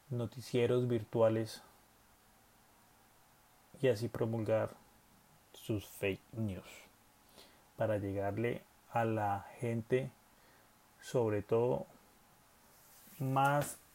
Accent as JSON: {"language": "Spanish", "country": "Colombia", "said": "Además, como buenos colombianos, tenemos esa malicia indígena a la hora de saber cuándo nos están metiendo a la boca, los dedos a la boca."}